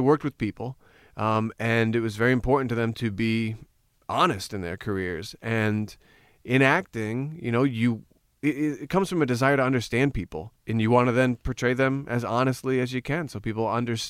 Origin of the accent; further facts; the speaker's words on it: Glen Rock, New Jersey, United States; I grew up in Glen Rock, New Jersey. Small, 13,000 people, two train lines coming through. As corny as you could get American small town.